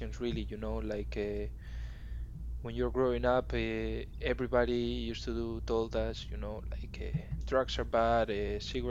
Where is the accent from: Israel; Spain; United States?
Spain; Madrid, Community of Madrid; English is a second language; I am from Madrid in Spain